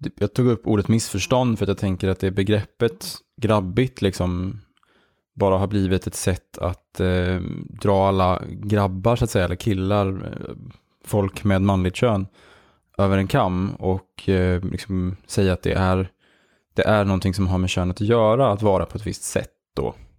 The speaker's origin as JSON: {"language": "Swedish", "town": "Järna", "region": "Stockholm County", "country": "Sweden", "tie": "born or raised there", "moved": "as an adult", "lives_now": "Malmö, Sweden", "said": "Vi växte upp i Järna, eh, utanför Stockholm"}